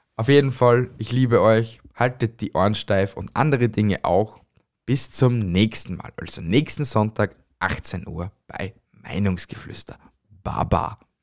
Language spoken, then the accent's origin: German; Amstetten, Lower Austria, Austria; moved away; also born or lived in Styria; ich bin ja kein gebürtiger Steirer. Ich bin ja aus Amstetten, also in Amstetten geboren